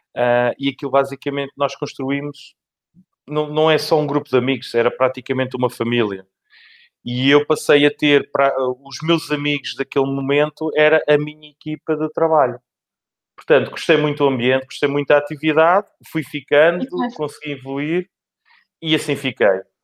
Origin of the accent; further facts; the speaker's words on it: Lisbon, Portugal; nasci em Lisboa e por cá fiquei